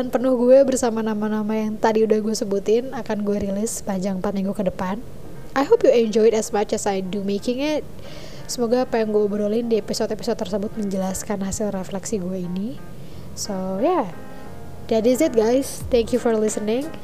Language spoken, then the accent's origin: Indonesian; Cikarang, West Java, Indonesia; gue sebagai orang Cina benteng dari Cikarang tentu punya satu set pengetahuan dan pengalaman yang sangat berbeda dengan orang Cina Jembatan 5 atau Cina Kelapa Gading gitu